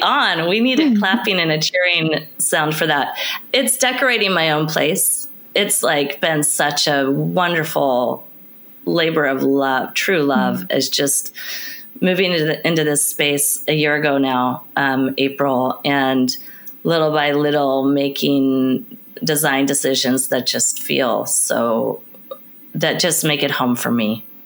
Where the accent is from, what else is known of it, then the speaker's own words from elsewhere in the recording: Portland, United States; I grew up in Portland, I still live in Portland